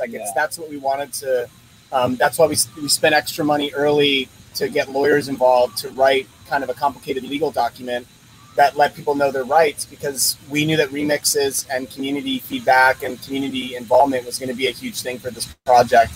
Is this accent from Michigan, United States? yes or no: no; Philadelphia, Pennsylvania, United States; moved away; I'm originally from from Philly